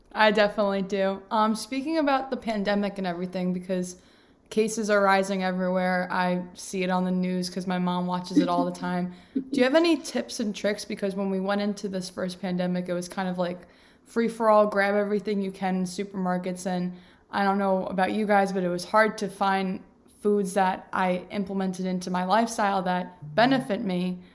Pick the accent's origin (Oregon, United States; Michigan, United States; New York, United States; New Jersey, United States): New York, United States; I'm a New Yorker